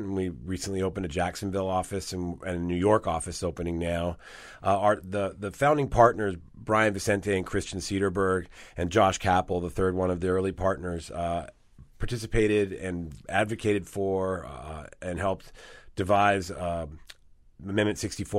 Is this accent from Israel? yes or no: no; Rome, Lazio, Italy; moved away; I was born in Italy, yes.